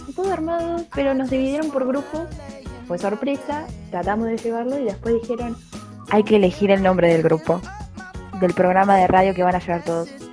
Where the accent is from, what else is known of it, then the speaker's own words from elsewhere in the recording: Argentina; somos argentinos